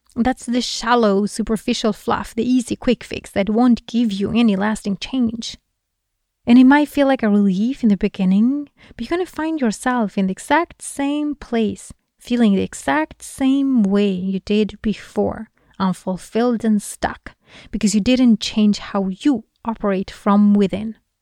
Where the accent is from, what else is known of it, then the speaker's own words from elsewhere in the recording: Sweden; Sweden, for example, my home country